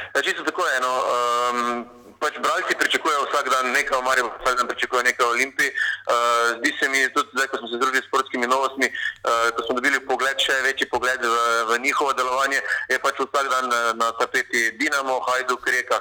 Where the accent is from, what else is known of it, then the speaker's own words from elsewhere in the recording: Maribor, Slovenia; moved away as an adult; now in Ljubljana, Slovenia; sem iz Maribora